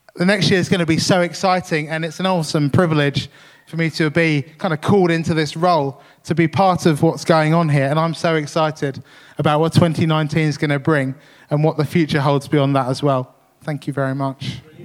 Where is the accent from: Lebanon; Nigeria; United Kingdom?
United Kingdom; Tunbridge, South East England; the church I grew up in in Tunbridge